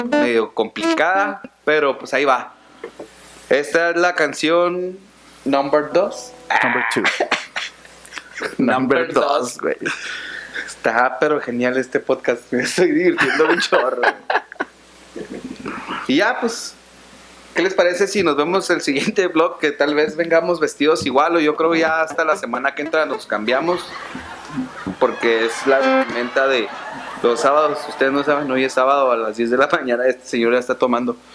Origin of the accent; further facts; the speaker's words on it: Chihuahua, Mexico; Para los que no saben, somos de aquí de Chihuahua, no venga nunca.